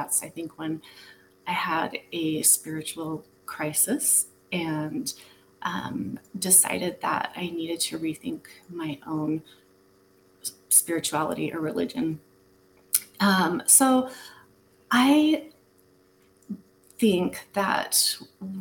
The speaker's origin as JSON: {"language": "English", "region": "Utah", "country": "United States", "tie": "born or raised there", "moved": "yes", "said": "I was raised in Utah as a Mormon"}